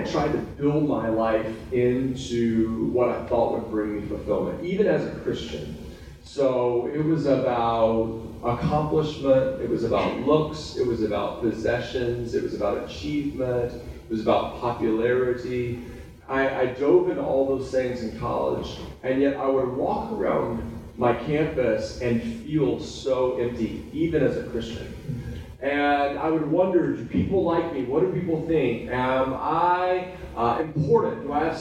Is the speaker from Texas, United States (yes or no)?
yes; Texas, United States; now in San Diego, United States; I'm still a Texan, although I traded my cowboy boots for some Vans. I love our roots here in Texas